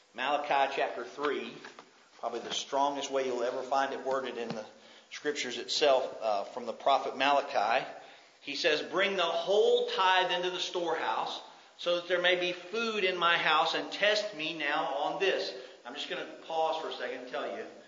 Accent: United States; as an American

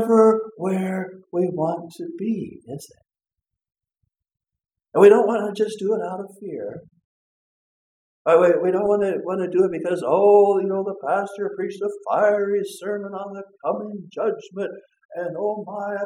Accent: Colorado, United States; now in Minnesota, United States; I grew up in Colorado

